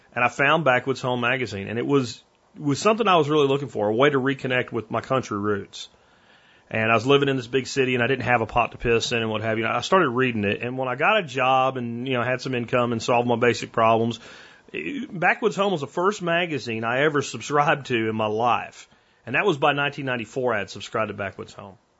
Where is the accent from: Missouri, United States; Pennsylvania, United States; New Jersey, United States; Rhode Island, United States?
Pennsylvania, United States; moved away as an adult; now in Texas, United States; I grew up in Pennsylvania and I moved to Texas back in 1993